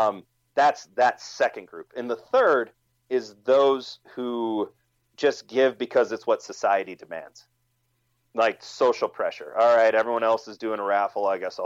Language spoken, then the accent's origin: English; Wisconsin, United States; He was from my home state of Wisconsin.